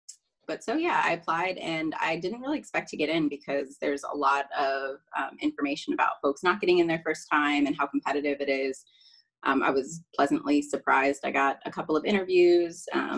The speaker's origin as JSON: {"language": "English", "town": "Mansfield", "region": "Ohio", "country": "United States", "tie": "born or raised there", "moved": "yes", "lives_now": "Pittsburgh, United States", "said": "I currently reside in Pittsburgh, Pennsylvania. But I grew up in Mansfield, Ohio. I was raised in a two-parent household with one sister, two dogs."}